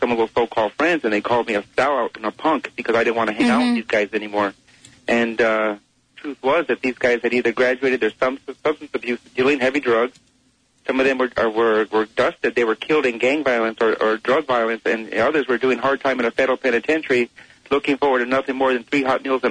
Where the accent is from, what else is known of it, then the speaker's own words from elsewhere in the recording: Los Angeles, California, United States; I grew up in the Barrio of East Los Angeles